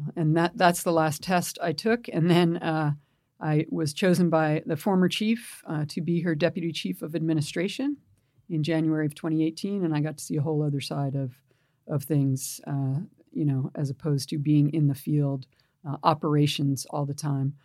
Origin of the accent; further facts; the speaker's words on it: Pelham, New York, United States; now in San Francisco, United States; I grew up in a town, uh, in New York, just outside of New York City, called Pelham.